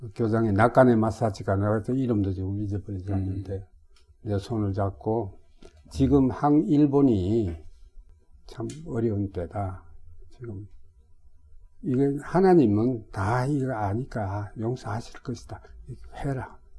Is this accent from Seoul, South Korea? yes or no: no; Sangju, North Gyeongsang, South Korea; moved away; also born or lived in Jinyeong, South Gyeongsang / Tokyo, Japan; 제가 상주 사람이에요.